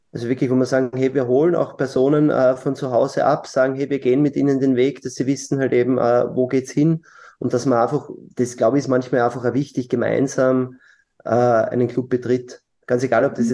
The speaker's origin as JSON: {"language": "German", "region": "Lower Austria", "country": "Austria", "said": "Hm, ich bin Niederösterreicher, deswegen stellt sich die Frage."}